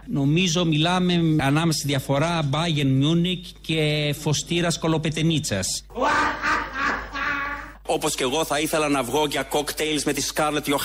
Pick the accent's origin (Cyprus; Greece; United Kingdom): United Kingdom; Εγώ όπως ξέρετε μεγάλωσα στη Βρετανία.